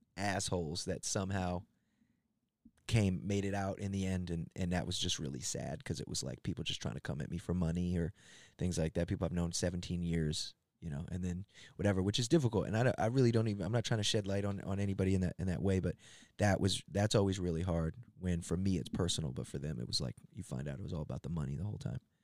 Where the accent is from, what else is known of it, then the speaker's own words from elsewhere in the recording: Gaithersburg, Maryland, United States; moved away; where I came up, not far from there, in a, a town called Gaithersburg, and I was, uh, yeah, it's like a suburb